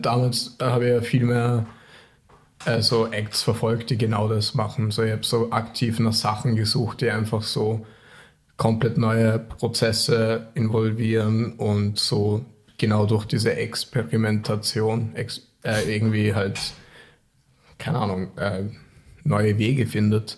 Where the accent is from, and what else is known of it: Vorarlberg, Austria; born or raised there; moved away; also born or lived in Tokyo, Japan